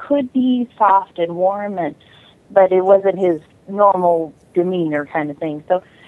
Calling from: Las Vegas, Nevada, United States; I'm calling from Las Vegas.

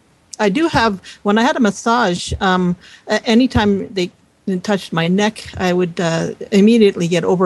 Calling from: Calgary, Alberta, Canada; I'm calling from Calgary in Alberta.

